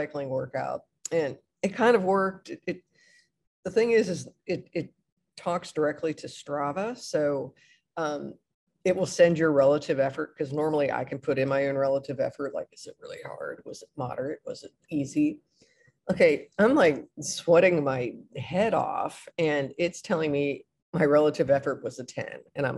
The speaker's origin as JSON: {"language": "English", "region": "Midwest", "country": "United States", "also_born_or_lived": "Gainesville, Florida", "moved": "as an adult", "said": "I'm from the Midwest"}